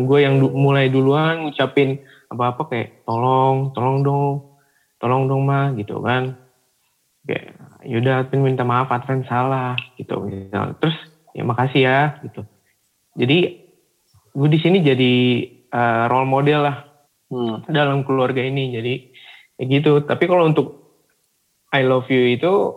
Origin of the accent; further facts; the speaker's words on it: Java, Indonesia; kita nih sebagai anak nih yang memang sudah terlahir sebagai Batak tapi lahirnya di Jawa